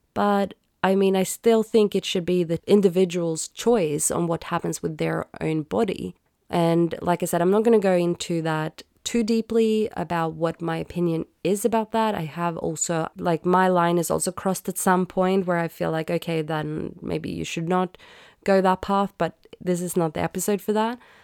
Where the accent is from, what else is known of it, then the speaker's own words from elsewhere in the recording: Sweden; I grew up in Sweden where I was taught Swedish, English, math